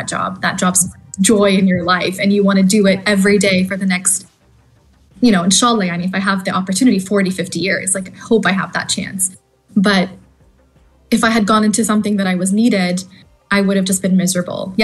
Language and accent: English; Canada; moved away as an adult; also born or lived in Australia; I'm originally Canadian, you know, went to school there